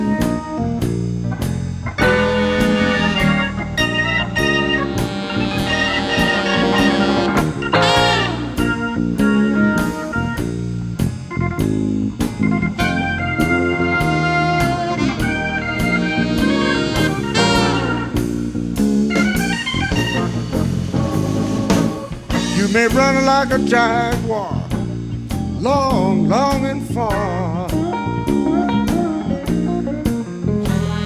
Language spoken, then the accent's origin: English; Texas, United States; We formed a little band in my hometown when I was growing up